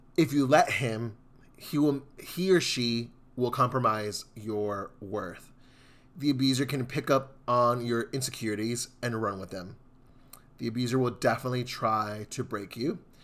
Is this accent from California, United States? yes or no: no; Houston, Texas, United States; I'm from Southeast Houston.